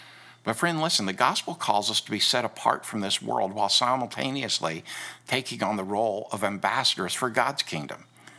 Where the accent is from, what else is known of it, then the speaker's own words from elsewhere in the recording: United States; As an American, this is a day when me and millions of others celebrate national freedom.